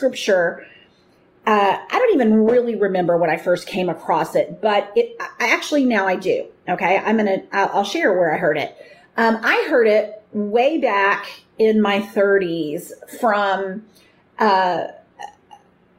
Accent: United States; I grew up in America.

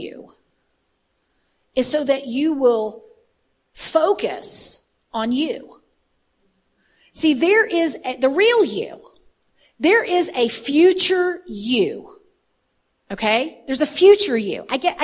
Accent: Texas, United States; I'm from Texas

